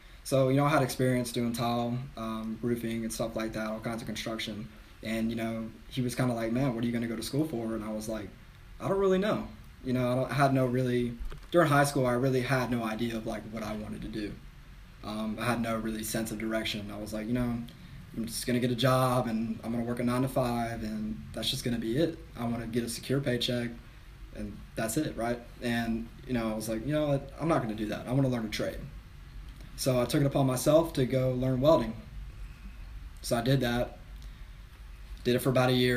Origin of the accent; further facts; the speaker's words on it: San Antonio, Texas, United States; now in South Carolina, United States; I was born in San Antonio, 1996